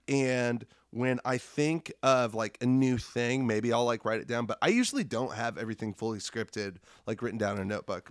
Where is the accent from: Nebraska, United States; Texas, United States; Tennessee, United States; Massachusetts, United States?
Nebraska, United States; Lincoln; moved away as an adult; now in Iowa City, United States; I was in Lincoln, Nebraska, which is my hometown